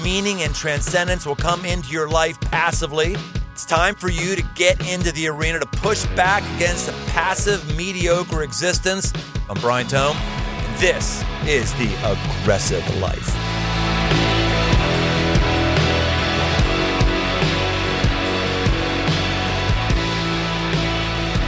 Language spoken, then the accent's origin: English; Pittsburgh, Pennsylvania, United States; growing up in Pittsburgh